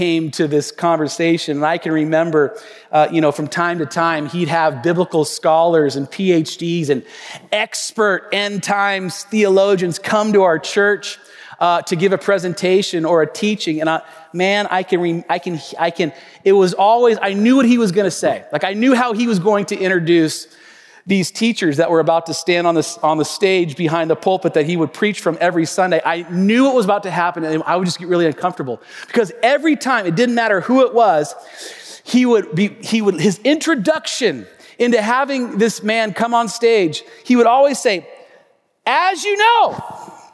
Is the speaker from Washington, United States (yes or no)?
yes; Tacoma, Washington, United States; my hometown, Tacoma, Washington